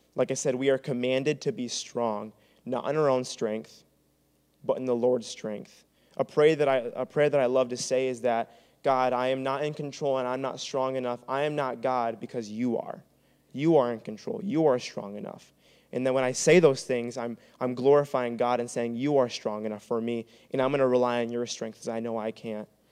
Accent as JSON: {"language": "English", "town": "Traverse City", "region": "Michigan", "country": "United States", "moved": "as an adult", "lives_now": "Grand Rapids, United States", "said": "I'm from Traverse City"}